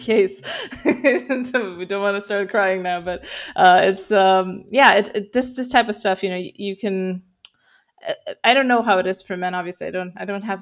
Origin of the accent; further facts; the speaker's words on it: Romania; I'm from Romania